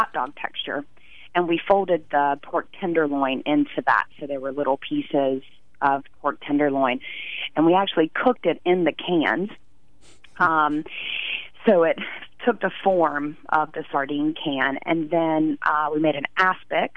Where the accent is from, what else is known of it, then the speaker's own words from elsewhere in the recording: North Carolina, United States; my childhood growing up in North Carolina